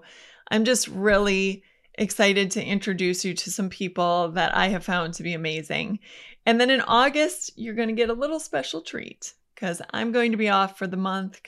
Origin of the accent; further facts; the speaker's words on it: Minnesota, United States; Now, I'm from Minnesota, and I have come to find that I live in a bit of a bubble.